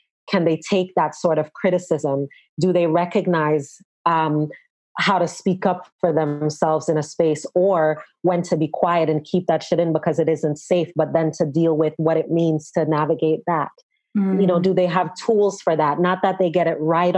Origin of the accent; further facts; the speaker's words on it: Jamaica; as a Jamaican